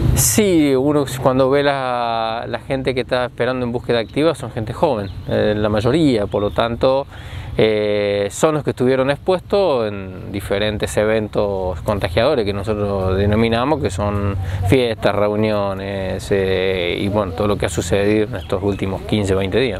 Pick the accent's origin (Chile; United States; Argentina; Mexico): Argentina; somos argentinos